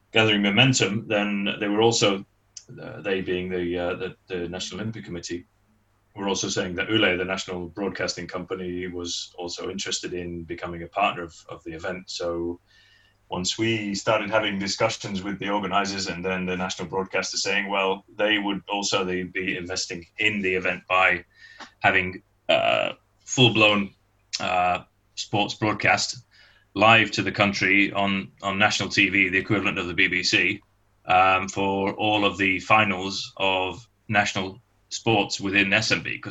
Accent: Manchester, North West England, United Kingdom; moved away as an adult; now in Finland; I'm originally from Manchester back then, but um, having moved here in uh, in '88 on, on, a permanent basis

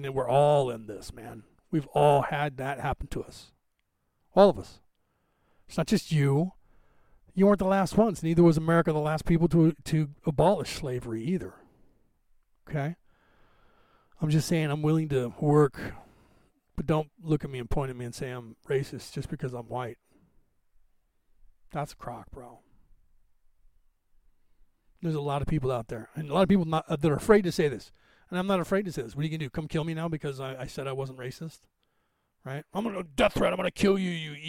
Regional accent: California, United States; I grew up in California

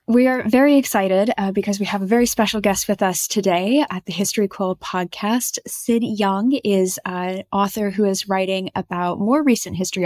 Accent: United States; with the accent, I'm American

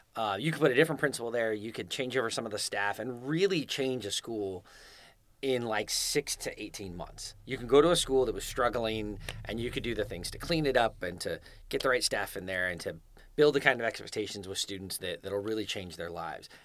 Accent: Scotts Valley, California, United States; moved away as an adult; also born or lived in Fresno, California / Clovis, California / Davis, California; now in Rancho Cordova, United States; I grew up in Santa Cruz. I grew up in Scotts Valley, which is the last town before you hit Santa Cruz

